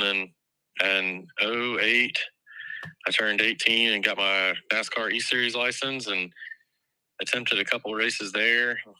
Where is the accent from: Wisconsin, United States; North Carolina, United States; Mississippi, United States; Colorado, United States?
North Carolina, United States; also born or lived in Florida; we're from Florida, but an open wheel family from Florida transferred to North Carolina, and we're living, I was raised in North Carolina